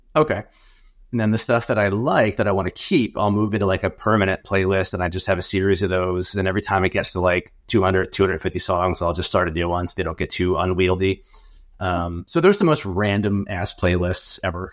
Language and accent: English; Atlantic City, New Jersey, United States; I grew up in Atlantic City in South Jersey